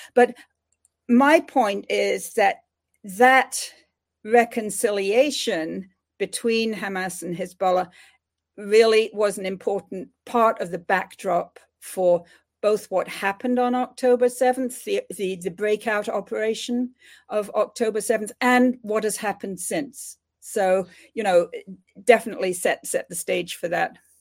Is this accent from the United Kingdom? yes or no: yes; England, United Kingdom; moved away; growing up in United Kingdom in the era of decolonization there.